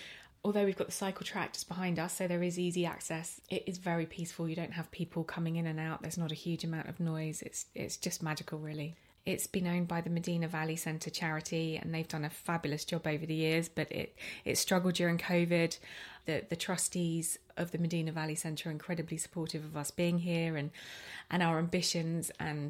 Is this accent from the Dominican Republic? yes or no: no; Arrowton, Isle of Man; But living in that house in Arrowton and, you know, weekends